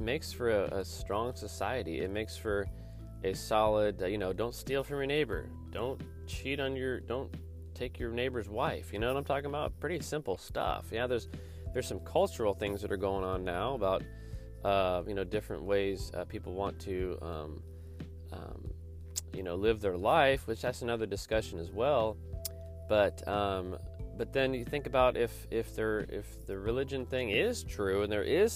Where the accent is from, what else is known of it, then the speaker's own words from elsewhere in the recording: the South, United States; moved away; I'm not from the South anymore